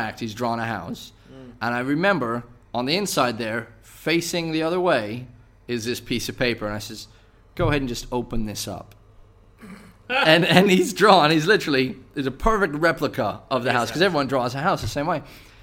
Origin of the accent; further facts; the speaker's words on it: United States; moved away as an adult; I'm from the States